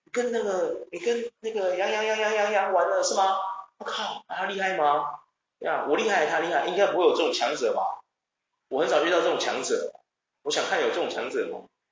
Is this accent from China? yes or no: no; Taichung, Taiwan; 因为我们是台中人